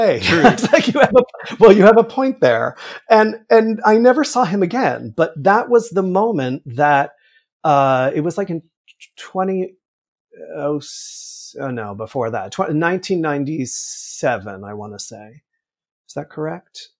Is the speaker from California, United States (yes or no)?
no; Millburn, New Jersey, United States; I grew up in New Jersey about a ten minute walk from the Paper Mill Playhouse.